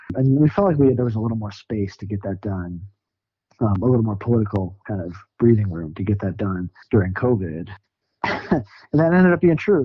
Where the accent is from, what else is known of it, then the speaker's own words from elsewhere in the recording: Sioux Falls, South Dakota, United States; moved away as an adult; also born or lived in St. Paul, Minnesota / Nashville, Tennessee; now in Denver, United States; I grew up in South Dakota, Sioux Falls, South Dakota.